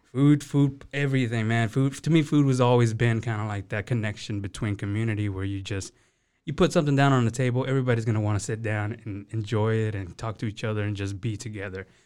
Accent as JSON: {"language": "English", "town": "Beaumont", "region": "Texas", "country": "United States", "tie": "born or raised there", "moved": "as an adult", "lives_now": "Waco, United States", "said": "I grew up down in Southeast Texas, Beaumont, Texas"}